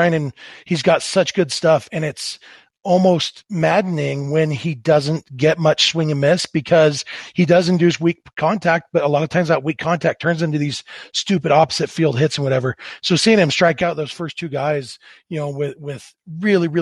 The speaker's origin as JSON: {"language": "English", "town": "Lake Elsinore", "region": "California", "country": "United States", "tie": "born or raised there", "moved": "yes", "lives_now": "Salt Lake City area, United States", "said": "my hometown, Lake Elsinore"}